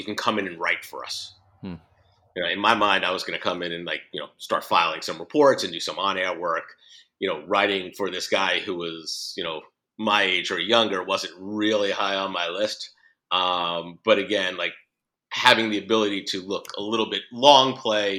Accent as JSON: {"language": "English", "town": "West Hempstead", "region": "New York", "country": "United States", "tie": "born or raised there", "accent": "New York", "said": "I grew up in West Hempstead"}